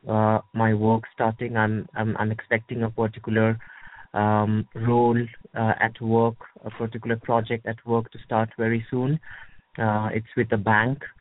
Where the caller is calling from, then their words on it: United Kingdom; I'm calling from the United Kingdom.